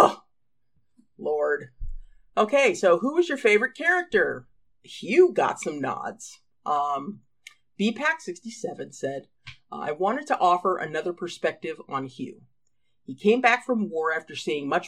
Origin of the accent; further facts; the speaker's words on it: United States; I'm an American